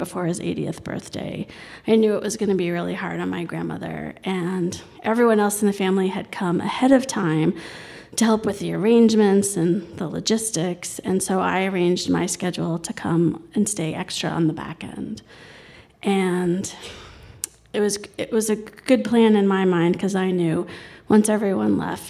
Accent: New York City, New York, United States; also born or lived in Colorado; I grew up in New York City

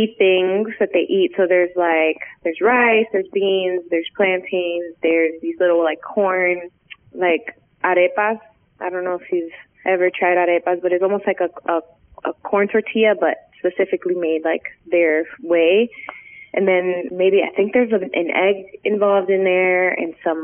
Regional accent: United States; My parents are from Puerto Rico, and I grew up in the States

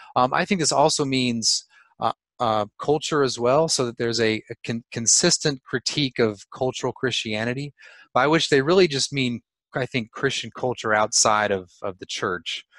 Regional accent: California, United States; I'm from California

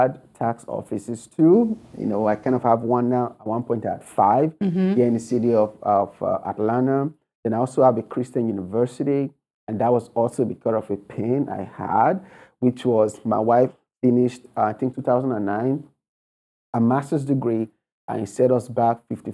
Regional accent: Nigeria; moved away as an adult; now in United States; I was born and raised in Nigeria. You can tell from my accent. So I came to America with only $100 and a suitcase of clothes

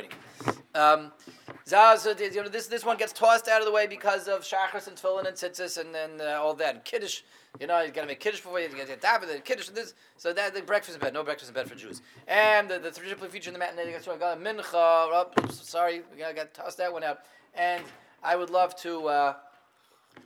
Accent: Denver, Colorado, United States; I grew up in Denver

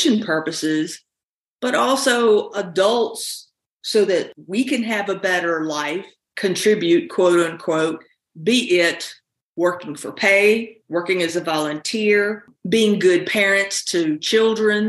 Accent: South Carolina, United States; moved away as an adult; now in North Carolina, United States; I grew up in South Carolina. I've lived in this area now for almost 32 years.

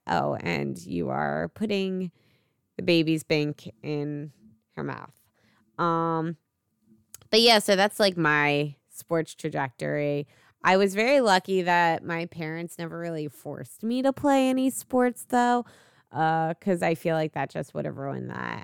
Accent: Philadelphia, Pennsylvania, United States; my family, so we're obviously from Philly, we're a, all about Philly sports teams.

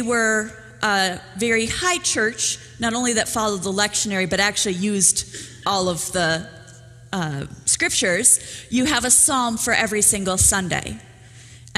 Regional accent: Minnesota, United States; I come from Minnesota

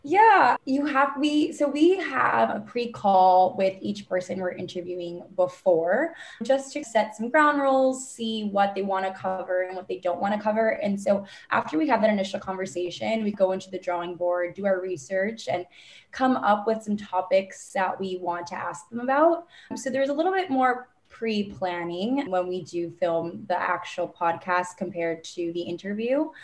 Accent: Miami, Florida, United States; born or raised there; moved away as an adult; now in New York, United States

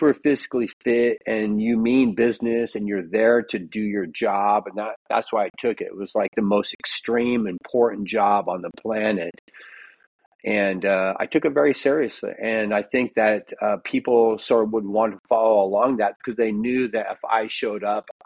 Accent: Roseburg, Oregon, United States; I was born in Roseburg, Oregon, which is a small town, Dixonville, outside of Roseburg. And my grandma had a ranch

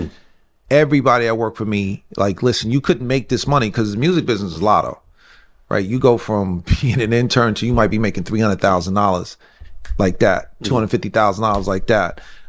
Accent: White Plains, New York, United States; we grew up here in White Plains in a 5-family house.

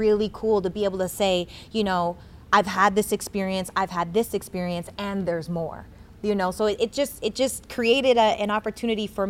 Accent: Regina, Saskatchewan, Canada; I'm from Regina, Saskatchewan, Canada.

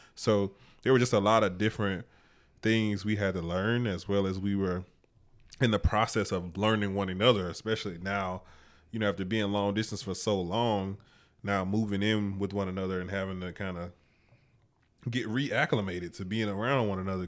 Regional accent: Mobile, Alabama, United States; moved away as an adult; also born or lived in Troy, Alabama; now in Pennsylvania, United States; I moved back home

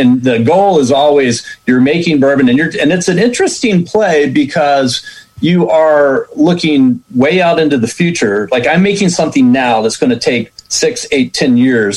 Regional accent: Richmond, Virginia, United States; moved away as an adult; also born or lived in New York City; I grew up in Richmond, Virginia

